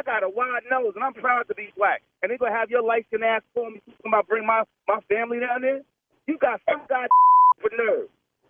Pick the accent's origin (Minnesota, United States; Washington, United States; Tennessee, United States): Tennessee, United States; Yeah, born and raised in Tennessee.